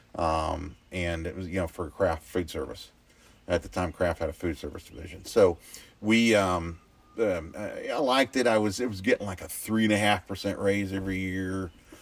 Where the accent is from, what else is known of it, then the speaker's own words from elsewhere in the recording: Oklahoma City, Oklahoma, United States; moved away as an adult; also born or lived in Indiana / Colorado; now in South Dakota, United States; I grew up in Oklahoma City